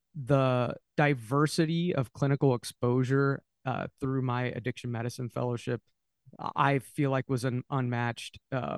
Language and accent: English; Dayton, Ohio, United States; I'm from Dayton, Ohio